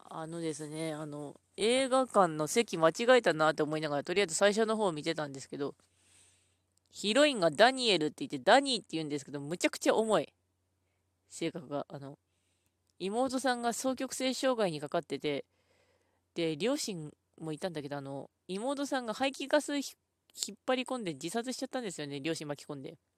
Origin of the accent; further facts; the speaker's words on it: Ishikawa, Japan; 出身、私、石川県なんですけど